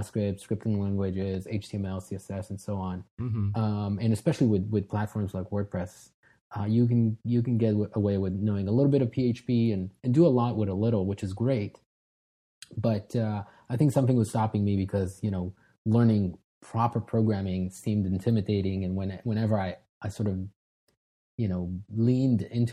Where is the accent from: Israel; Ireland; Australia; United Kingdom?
Israel; moved away as an adult; now in United States; I was born and raised in Israel, but moved here when I was 21.